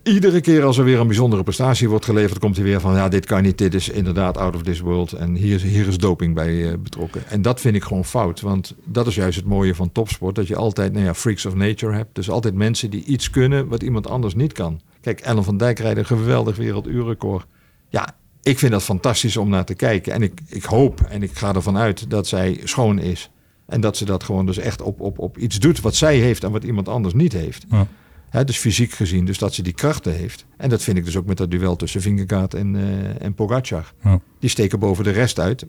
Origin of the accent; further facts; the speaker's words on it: Limburg, Netherlands; ik ben echt opgegroeid in Limburg met wielrennen